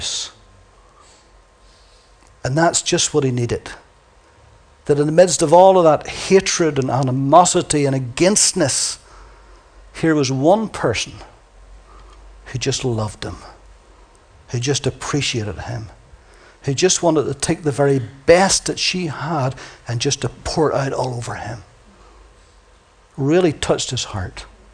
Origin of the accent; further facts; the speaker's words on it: Ireland; accent: Irish; my lovely Irish accent